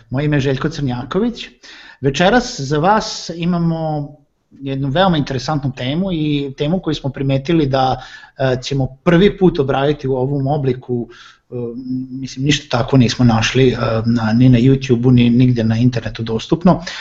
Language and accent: Croatian; Serbia